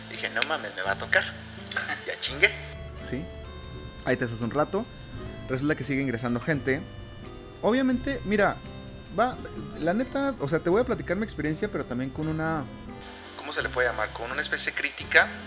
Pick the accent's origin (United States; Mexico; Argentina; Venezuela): Mexico; Entonces yo como buen mexicano actualizado dije, me voy